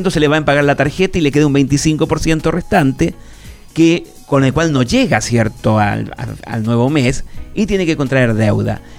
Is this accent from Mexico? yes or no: no; Chile; also born or lived in Argentina; now in Buenos Aires, Argentina; cuando yo salí de Chile en la década del 80